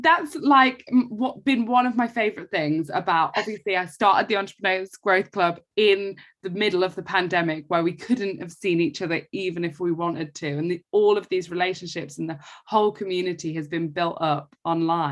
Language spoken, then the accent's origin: English; Essex, East of England, United Kingdom; I'm from Essex